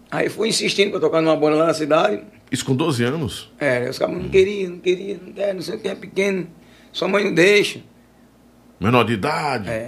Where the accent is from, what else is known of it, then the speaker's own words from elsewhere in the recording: João Câmara, Rio Grande do Norte, Brazil; Sou natural de João Câmara.